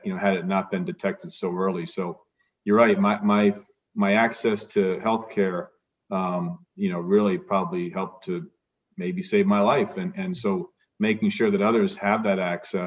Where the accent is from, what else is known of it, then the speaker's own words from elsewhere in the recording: Providence, Rhode Island, United States; I grew up in Providence, Rhode Island